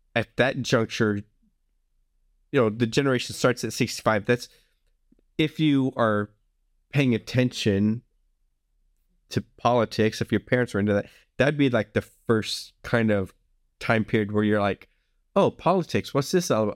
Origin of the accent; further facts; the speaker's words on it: the South, United States; I grew up in the South, um, where people tend to be friendlier